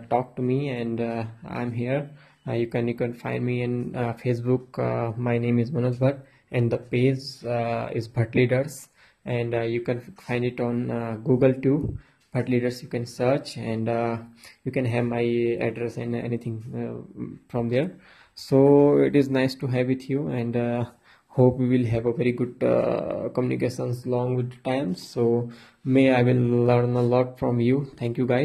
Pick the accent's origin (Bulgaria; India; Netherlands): India; Uttarakhand; I am a motivational and inspirational speaker. I am from India, and uh, in in India, I am from Uttarakhand.